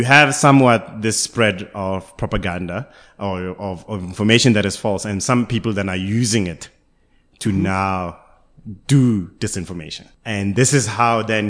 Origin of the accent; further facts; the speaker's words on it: Karankua, Gauteng, South Africa; I grew up, I was born and bred in Karankua, which is in Gauteng right now